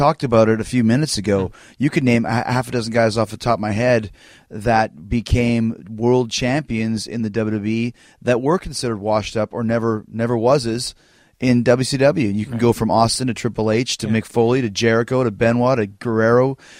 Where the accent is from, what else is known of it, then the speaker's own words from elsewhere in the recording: Winnipeg, Manitoba, Canada; I grew up in Winnipeg.